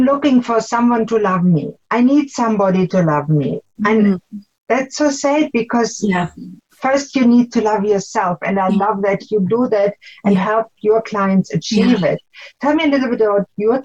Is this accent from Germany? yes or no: yes; Germany; accent: German; People will hear an accent. Mine is German